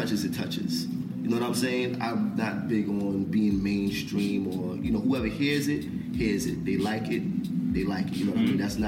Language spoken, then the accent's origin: English; Mount Vernon, New York, United States; I'm from Mount Vernon